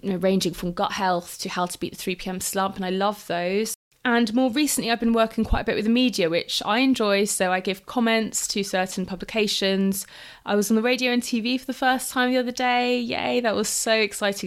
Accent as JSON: {"language": "English", "region": "London", "country": "United Kingdom", "tie": "born or raised there", "also_born_or_lived": "Exeter / Lisbon", "said": "I grew up in London"}